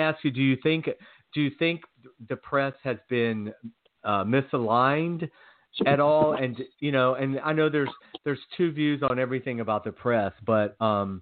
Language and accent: English; Georgia, United States; growing up in Georgia, there I was exposed to all